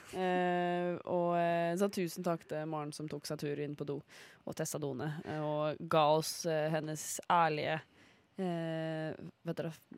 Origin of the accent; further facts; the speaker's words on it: Ulefoss, Telemark, Norway; jeg er jo fra Ulefoss